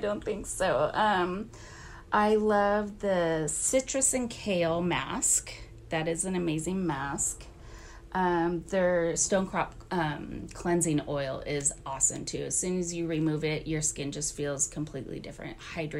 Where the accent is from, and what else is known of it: Renton, Washington, United States; also born or lived in Gig Harbor; now in Anacortes, United States